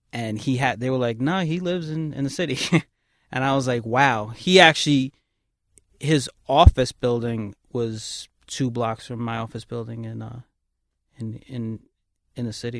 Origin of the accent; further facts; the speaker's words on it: New York City, New York, United States; I grew up on Kings Highway in Brooklyn